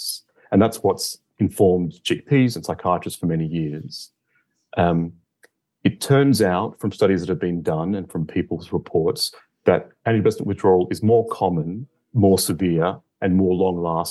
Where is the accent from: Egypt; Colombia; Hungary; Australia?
Australia; moved away as an adult; now in London, United Kingdom; I'm originally from Australia, where I finished my medical degree, and I've worked in London.